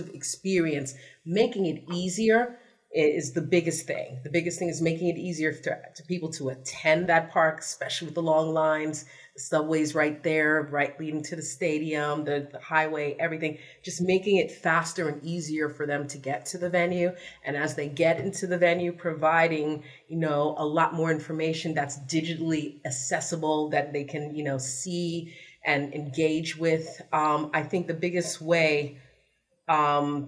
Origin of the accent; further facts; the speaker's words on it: New York City, New York, United States; I'm from the Bronx